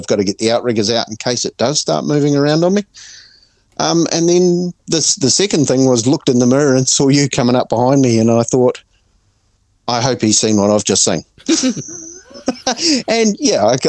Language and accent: English; Auckland, New Zealand; I'm from Auckland